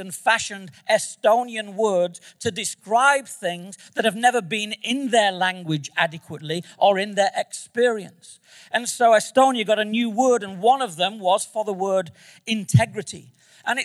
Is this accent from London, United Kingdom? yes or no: no; Manchester, North West England, United Kingdom; moved away; I'm from Manchester, England